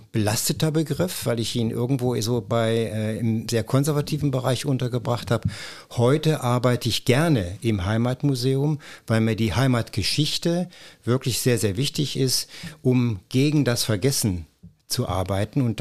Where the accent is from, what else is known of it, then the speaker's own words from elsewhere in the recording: Kassel, Hesse, Germany; born there; also born or lived in Wickenrode; Ich bin in Kassel geboren.